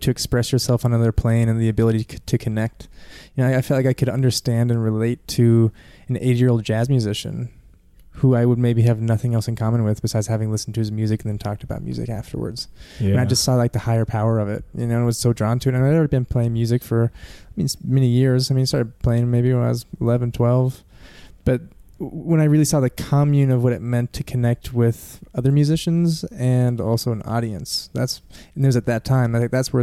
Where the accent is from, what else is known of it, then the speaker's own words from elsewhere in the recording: Denver, Colorado, United States; also born or lived in Vietnam; born and raised in Denver